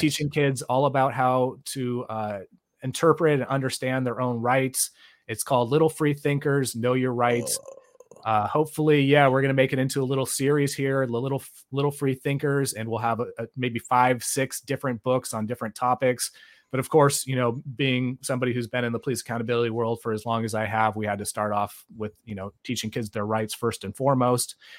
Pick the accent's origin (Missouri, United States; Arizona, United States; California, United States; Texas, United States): California, United States; Bay Area; I grew up in the Bay Area.